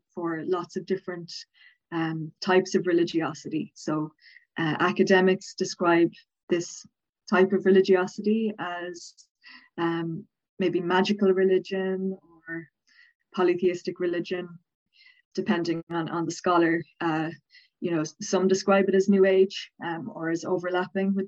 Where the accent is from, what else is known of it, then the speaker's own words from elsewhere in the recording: Dublin, Leinster, Ireland; accent: Southern Irish; now in Cork, Ireland; I'm from Dublin, but I live in Cork, but I am from Dublin